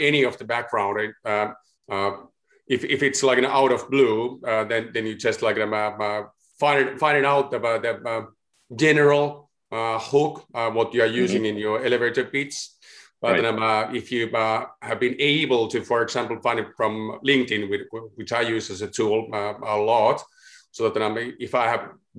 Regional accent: Helsinki, Uusimaa, Finland; I'm from Helsinki, Finland.

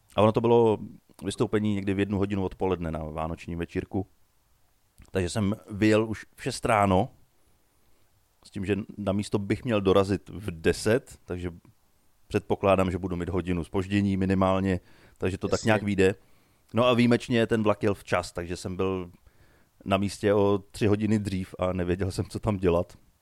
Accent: Nymburk, Central Bohemian Region, Czechia; u nás v Nymburce na náměstí

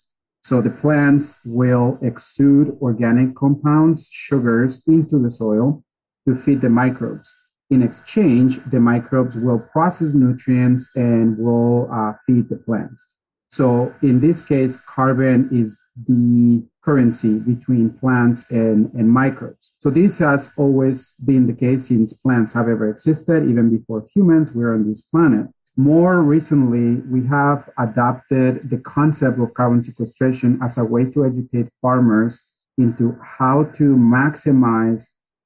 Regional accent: Mexico; moved away as an adult; also born or lived in Riverside, California / Coachella Valley, California; now in Napa County, United States; I was actually born and raised in Mexico. So I'm relatively new to the country as well.

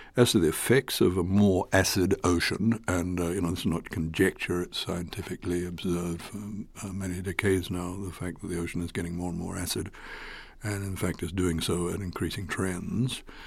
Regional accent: Fiji; I come from Fiji

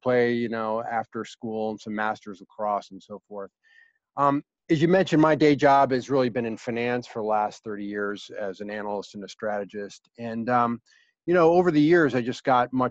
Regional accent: Ithaca, New York, United States; I grew up in Ithaca, New York

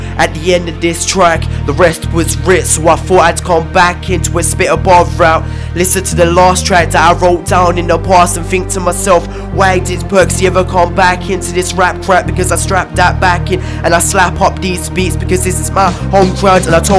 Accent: Ipswich, East of England, United Kingdom; And this is my home grounds, my hometown Ipswich.

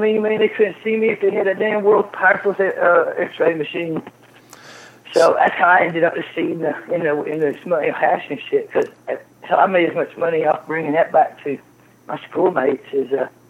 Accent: Kentucky, United States; moved away; also born or lived in Amsterdam / Canada; I grew up in Kentucky.

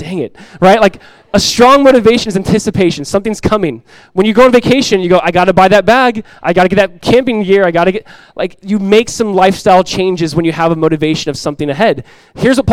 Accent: United States; United States, I'm an American citizen

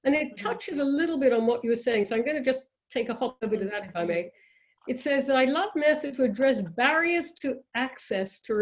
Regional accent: England, United Kingdom; when I was a kid growing up in England

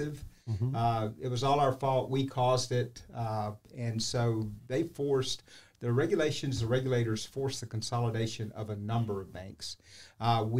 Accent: Port St. Joe, Florida, United States; now in St. Johns County, United States; I grew up in Port St. Joe, Florida. Born and raised there

